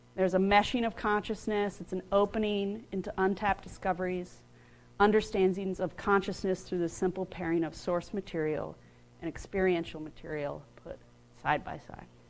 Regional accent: United States; I grew up outside of Washington, D.C., and where I grew up, I was surrounded by Civil War battlefields

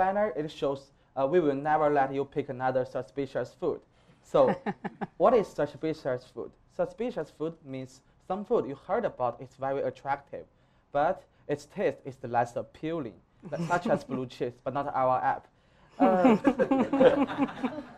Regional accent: China; now in Iowa City, United States; I'm from China, and I'm still a senior student in University of Iowa

